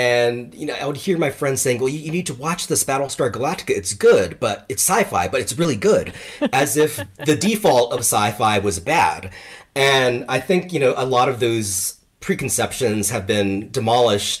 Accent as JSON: {"language": "English", "region": "Hawaii", "country": "United States", "tie": "born or raised there", "said": "I grew up in Hawaii"}